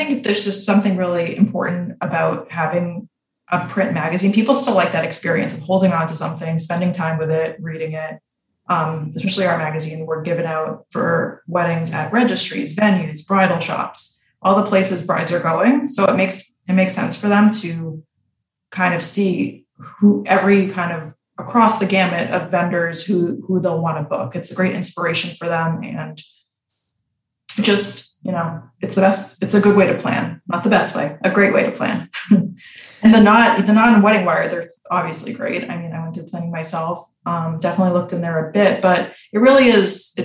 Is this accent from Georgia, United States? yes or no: no; Boston, Massachusetts, United States; moved away as an adult; also born or lived in New York; I'm from Boston originally